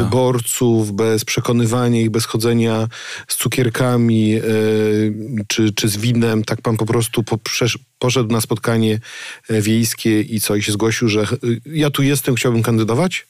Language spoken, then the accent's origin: Polish; Gryfice, West Pomeranian Voivodeship, Poland; Ja z takiej pochodzę, z Gryfic